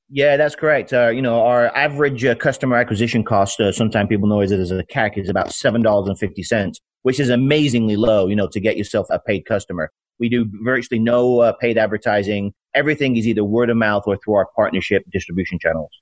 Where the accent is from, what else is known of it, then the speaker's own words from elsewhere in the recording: United Kingdom; moved away as an adult; also born or lived in Alabama; now in United States; I'm uh, from the UK. Uh, came here 30 now what 32 years ago. I'm 53 years old